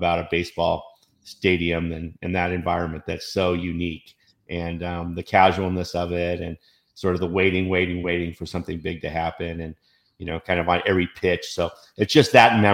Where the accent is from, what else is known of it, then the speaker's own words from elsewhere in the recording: Southern California, United States; growing up in Southern California